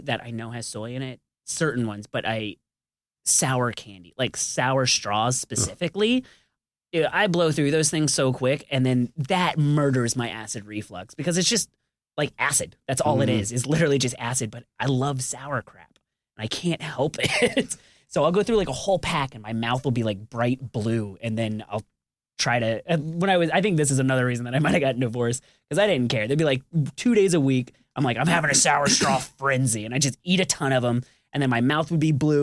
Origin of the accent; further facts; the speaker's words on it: Tampa, Florida, United States; moved away as an adult; also born or lived in Brooklyn, New York; now in Atlanta, United States; I was born in Tampa, Florida